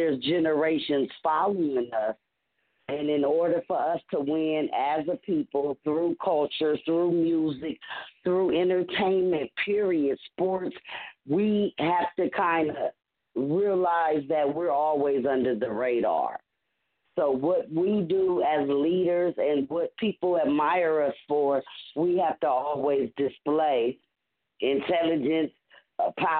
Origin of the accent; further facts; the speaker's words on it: Los Angeles, California, United States; four females born and raised in Los Angeles